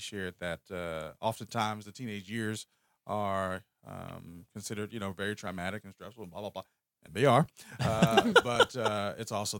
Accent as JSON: {"language": "English", "town": "Philadelphia", "region": "Pennsylvania", "country": "United States", "tie": "born or raised there", "said": "I was born and raised in North Philly."}